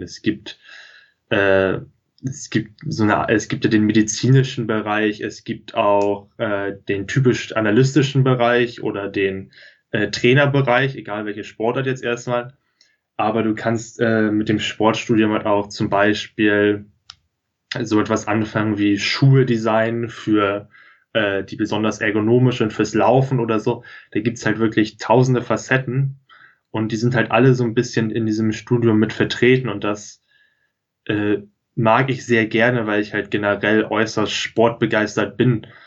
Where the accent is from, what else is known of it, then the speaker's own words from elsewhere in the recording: near Lüneburg, Lower Saxony, Germany; ich komme hier aus der Nähe von Lüneburg, bin hier auf dem Dorf aufgewachsen